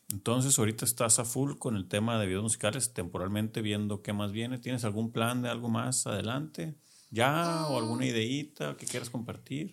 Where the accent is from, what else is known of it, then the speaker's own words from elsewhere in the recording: Culiacán, Sinaloa, Mexico; somos paisanos, somos de Culiacán los dos